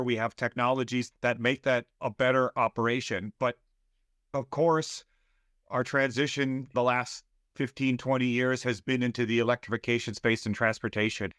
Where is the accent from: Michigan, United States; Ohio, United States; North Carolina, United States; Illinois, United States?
Michigan, United States; Southeast; moved away as an adult; also born or lived in Austria; now in Wisconsin, United States; I grew up in Southeast Michigan.